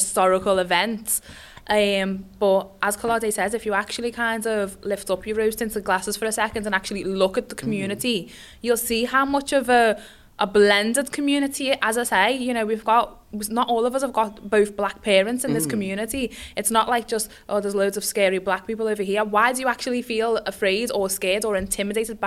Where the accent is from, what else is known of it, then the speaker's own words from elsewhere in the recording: Liverpool, North West England, United Kingdom; growing up in Liverpool as a mixed race woman